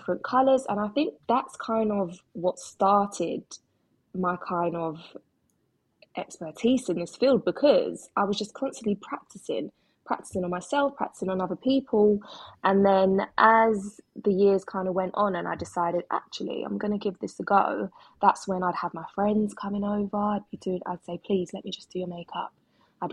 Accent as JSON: {"language": "English", "region": "London", "country": "United Kingdom", "tie": "born or raised there", "said": "I'm from London, born and bred, and I am a makeup artist"}